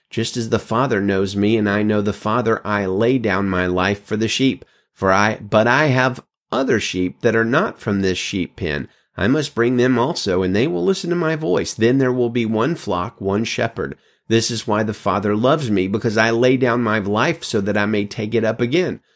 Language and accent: English; Alabama, United States; now in California, United States; I'm from Alabama